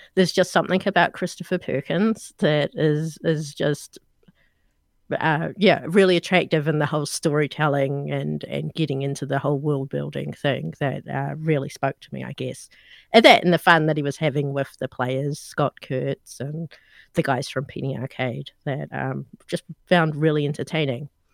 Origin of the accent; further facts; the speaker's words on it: New Zealand; from the accent, you guys know I'm not American. I'm actually from New Zealand